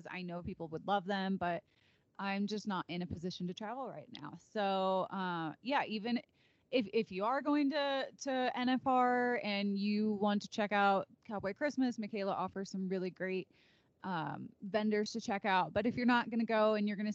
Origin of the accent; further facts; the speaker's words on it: Chicago, Illinois, United States; I'm actually from Chicago area, so I'm very familiar with Loyola